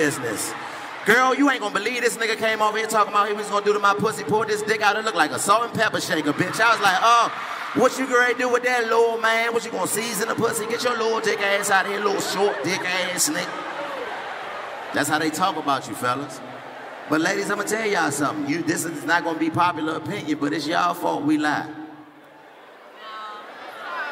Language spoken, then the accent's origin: English; Washington, District of Columbia, United States; I'm from Washington, D.C., born and raised in D.C.